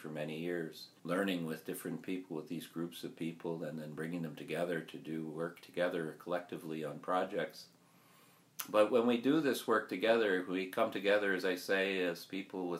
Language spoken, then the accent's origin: English; Kahnawake Mohawk Territory, Quebec, Canada; we come from Ganawage Mohawk Territory. Our community is across from Montreal.